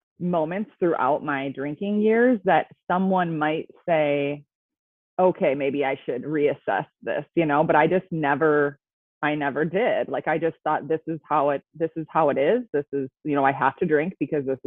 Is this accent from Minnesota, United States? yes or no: yes; Minnesota, United States; I am from Minnesota. I grew up here. So I've always lived in Minnesota, so you'll probably hear that a little bit